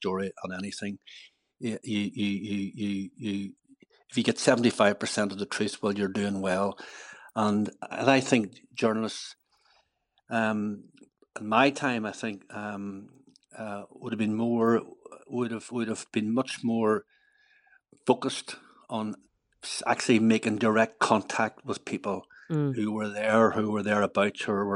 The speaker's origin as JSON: {"language": "English", "town": "Omagh", "region": "Northern Ireland", "country": "United Kingdom", "tie": "born or raised there", "said": "that's my hometown"}